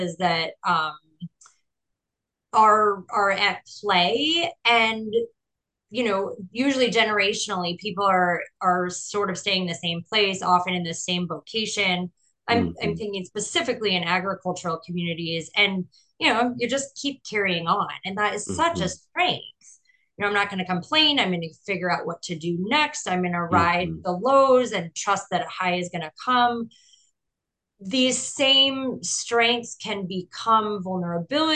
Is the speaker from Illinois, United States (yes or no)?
no; Iowa City, Iowa, United States; I grew up in Iowa, but I lived in Iowa City, which is a university town